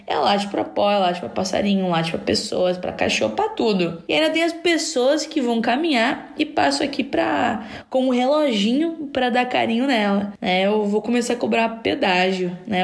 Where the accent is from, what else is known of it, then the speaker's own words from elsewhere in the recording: Criciúma, Santa Catarina, Brazil; eu sou de Criciúma